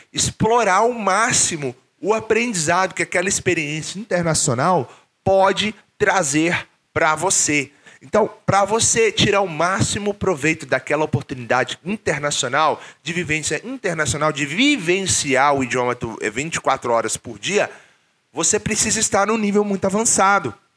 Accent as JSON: {"language": "Portuguese", "country": "Brazil", "moved": "as an adult", "said": "Quando eu saí do Brasil pela primeira vez"}